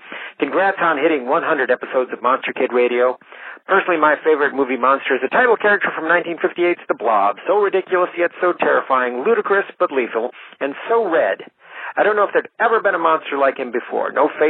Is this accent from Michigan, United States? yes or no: yes; Flint, Michigan, United States; In my hometown of Flint